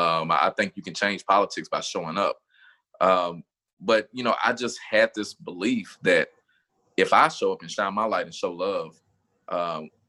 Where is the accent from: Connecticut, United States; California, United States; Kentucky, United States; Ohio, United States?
Kentucky, United States; This is my home